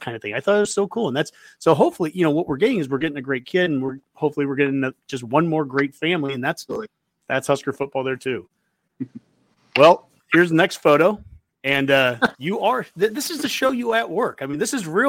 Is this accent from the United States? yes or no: yes; Columbus, Nebraska, United States; moved away; also born or lived in Lincoln, Nebraska; I grew up in Columbus and I've lived in Lincoln.